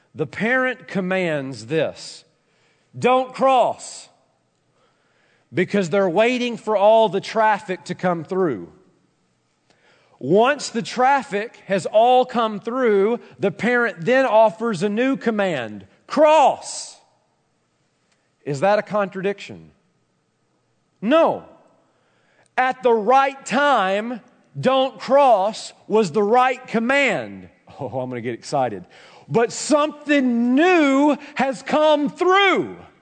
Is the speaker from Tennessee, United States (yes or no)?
yes; Tennessee, United States; I'm a country boy for Tennessee